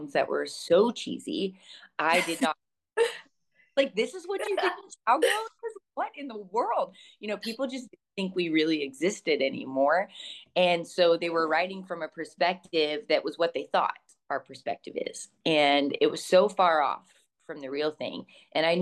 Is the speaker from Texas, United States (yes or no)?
yes; Texas, United States; moved away as an adult; also born or lived in Savannah, Georgia; I'm from Texas